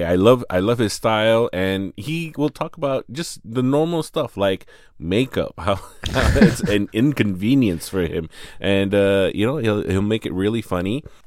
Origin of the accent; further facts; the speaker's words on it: Malaysia; also born or lived in United States; my experience as a Malaysian boy in, you know, predominantly white college.